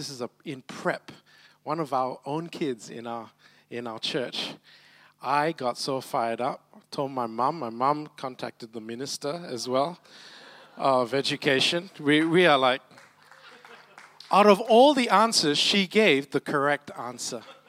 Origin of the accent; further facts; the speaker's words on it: Malacca, Malaysia; now in Brisbane, Australia; I'm originally from Malacca.